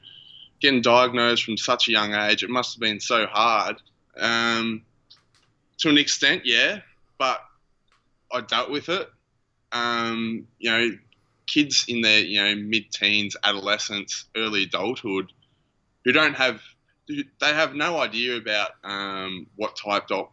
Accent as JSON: {"language": "English", "town": "Shepparton", "region": "Victoria", "country": "Australia", "tie": "born or raised there", "moved": "yes", "lives_now": "Melbourne, Australia", "said": "I was born in Shepparton, which is about 2.5 hours north of Melbourne, so a small country town"}